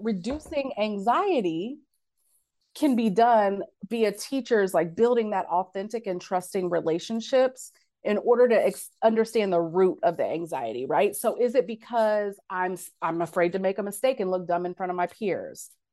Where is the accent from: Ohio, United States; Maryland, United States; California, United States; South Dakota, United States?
Ohio, United States; Cincinnati; from Cincinnati